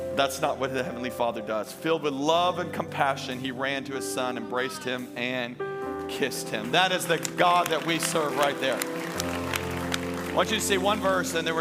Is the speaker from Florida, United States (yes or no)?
no; Baton Rouge, Louisiana, United States; now in Tampa Bay, United States; I am originally from Louisiana. I am a raging Cajun.